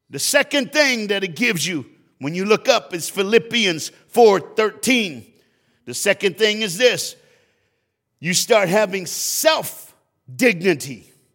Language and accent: English; Florida, United States; I'm from Florida